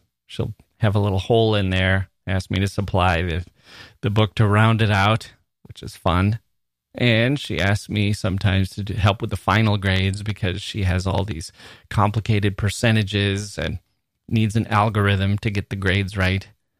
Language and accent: English; India; at the beginning of the COVID-19 lockdown in India, when I had to come back to my hometown some 5 hours away from Delhi.